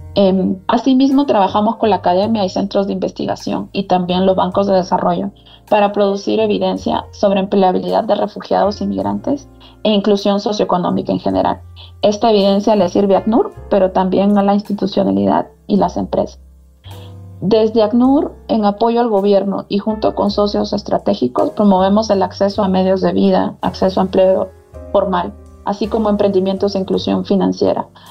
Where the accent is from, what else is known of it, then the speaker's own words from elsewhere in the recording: Peru; moved away as an adult; also born or lived in Thailand / Costa Rica / Lebanon / Sierra Leone; now in Colombia; soy economista eh, de Perú